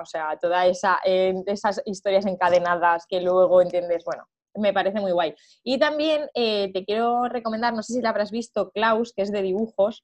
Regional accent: Cuenca, Castilla-La Mancha, Spain; nosotros somos de Cuenca, mis padres son de Cuenca

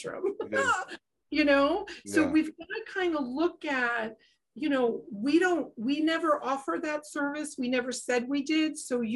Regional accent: East Coast, United States; I grew up on the East Coast

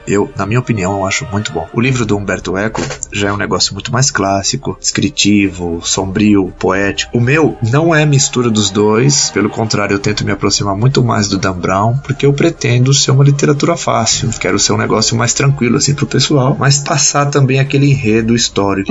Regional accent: Santos, São Paulo, Brazil; now in São Paulo, Brazil; eu nasci em Santos em 1989.

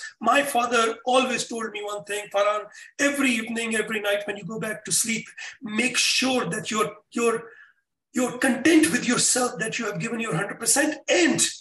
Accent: Pakistan; moved away as an adult; also born or lived in Russia / United Arab Emirates; I'm from Pakistan

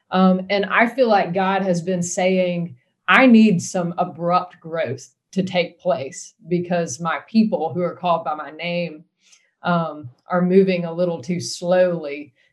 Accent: United States; yes, I'm an American, but I am part of a holy nation and a holy people.

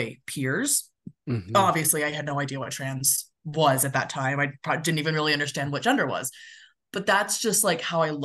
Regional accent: California, United States; also born or lived in Midwest; now in Denver, United States; I grew up in California

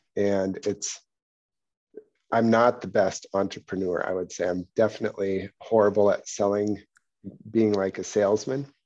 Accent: Pacific Northwest, United States; I grew up in the Pacific Northwest where there's, like, old growth redwoods all over the place

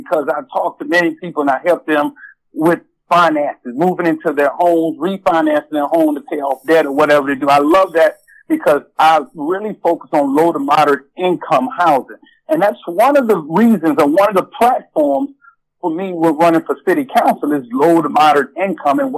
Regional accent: Galveston, Texas, United States; moved away as an adult; now in Richmond, United States; I'm originally from Galveston, Texas

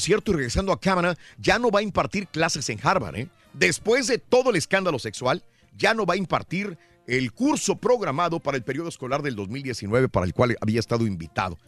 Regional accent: Matamoros, Tamaulipas, Mexico; mi terruño, de mi ciudad natal, Matamoros, Tamaulipas

